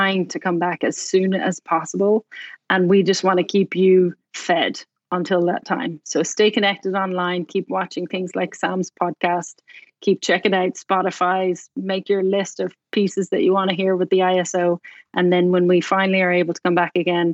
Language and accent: English; Dublin, Leinster, Ireland; moved away as an adult; also born or lived in Cork, Ireland / London, United Kingdom / Bloomington, Indiana; now in Indianapolis, United States; Dublin, which is where I'm from